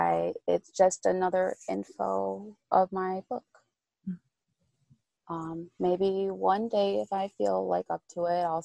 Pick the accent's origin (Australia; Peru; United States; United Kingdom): Peru; Trujillo, La Libertad; Because, I'm from Trujillo, Peru.